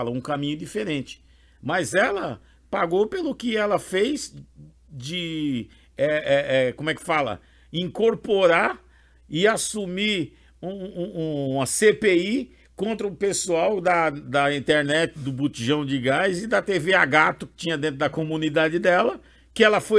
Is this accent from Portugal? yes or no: no; Brazil; Eu sou brasileiro, lutador trabalhador pra caramba.